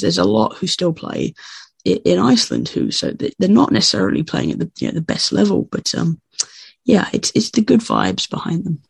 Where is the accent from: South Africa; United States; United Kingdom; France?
United Kingdom; England; I'm English